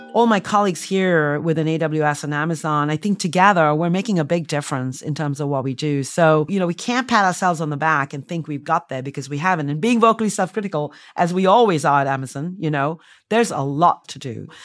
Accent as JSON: {"language": "English", "country": "India", "tie": "born or raised there", "also_born_or_lived": "United States", "moved": "as an adult", "said": "I, um, was born and raised in India"}